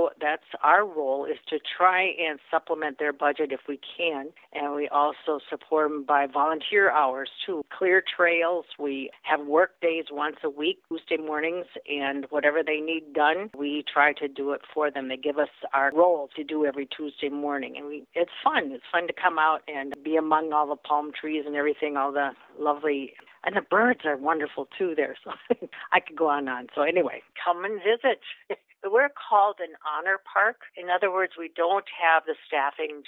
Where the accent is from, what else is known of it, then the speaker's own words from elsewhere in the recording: Minnesota, United States; now in Citrus County, Florida, United States; I'm from Minnesota